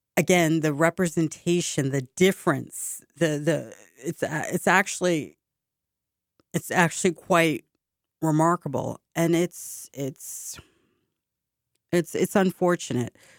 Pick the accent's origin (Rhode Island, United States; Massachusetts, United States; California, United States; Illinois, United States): Massachusetts, United States; Boston; my hometown